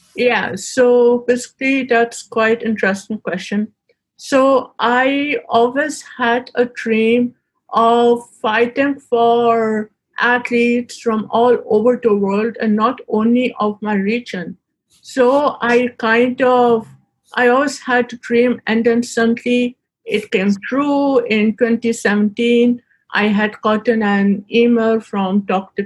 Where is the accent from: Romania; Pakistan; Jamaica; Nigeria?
Pakistan; Being a woman and living in, in Pakistan